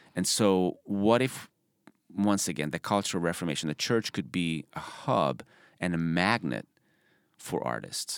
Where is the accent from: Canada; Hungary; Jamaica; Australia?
Hungary; Budapest; moved away as an adult; also born or lived in Arkansas, United States; now in United States; I'm from Budapest, Hungary